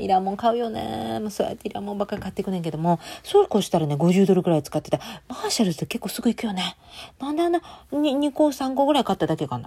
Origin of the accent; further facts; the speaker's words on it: Japan; moved away as an adult; now in United States; 私の地元では、あれです、お祭りの時なんだ。ね、10月10日なんですよ。